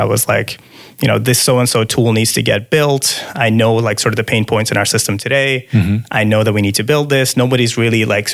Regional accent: Dubai, United Arab Emirates; moved away as an adult; also born or lived in Iran / Miami; now in Seattle, United States; So I'm from Iran. I grew up outside of Iran, though. So ever since I was little, my parents moved to Dubai

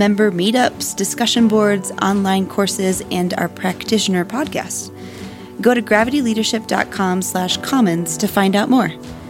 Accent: Holland, Michigan, United States; I grew up in Holland, Michigan, and my neighbor did not speak English.

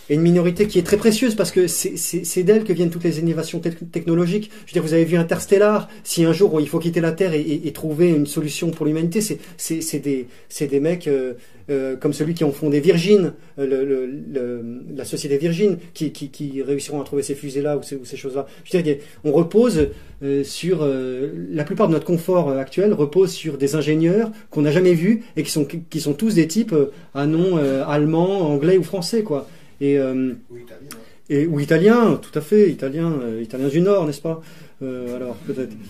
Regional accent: Algeria; parce que nous, ne je te parle en tant qu'Algérien, il y avait comme un passé colonial

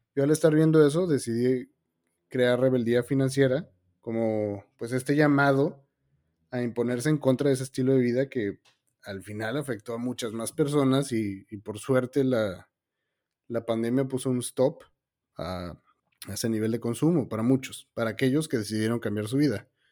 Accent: Mexico; also born or lived in Argentina; yo soy mexicano, ah, todo mi trabajo está en México, pero actualmente estoy en Argentina

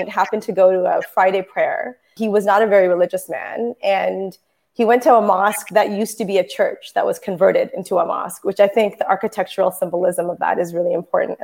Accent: Toronto, Ontario, Canada; I was born in Toronto, raised by Muslim parents

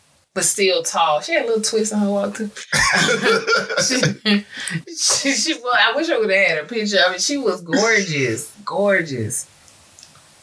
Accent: New York City, New York, United States; grew up quick in to Brooklyn

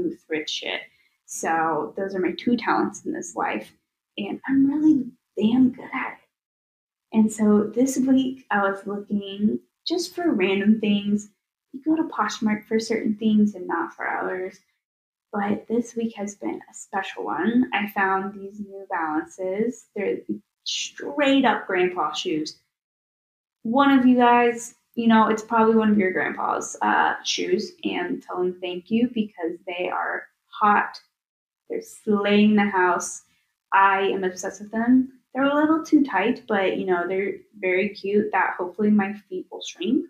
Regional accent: Tennessee, United States; now in Chicago, United States; I am from Tennessee

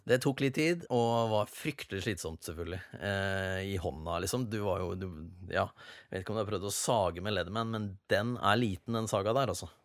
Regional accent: Sarpsborg, Østfold, Norway; Jeg er fra Sarpsborg

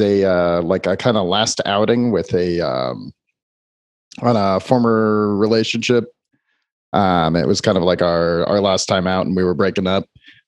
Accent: San Jose, California, United States; I grew up in San Jose

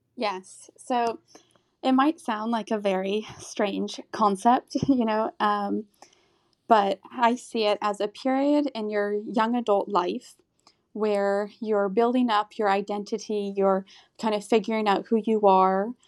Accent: Texas, United States; moved away as an adult; also born or lived in Austria; now in Rome, Italy; I'm from Texas, but I'm currently living in Rome right now

